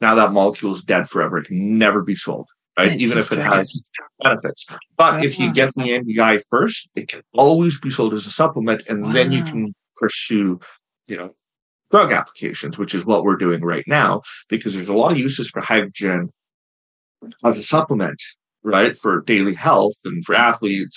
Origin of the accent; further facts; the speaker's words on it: Canada; I'm not American, I'm Canadian